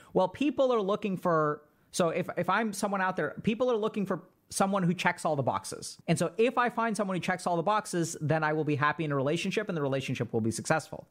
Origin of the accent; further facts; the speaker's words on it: India; I'm Indian and in in our culture we have a lot of arranged marriage